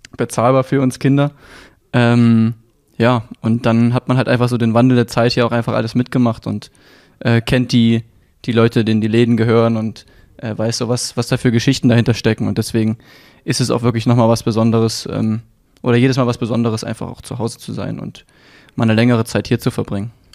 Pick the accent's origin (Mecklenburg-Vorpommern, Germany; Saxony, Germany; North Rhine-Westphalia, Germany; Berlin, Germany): Saxony, Germany; Leipzig; ich bin geboren in Leipzig, bin hier groß geworden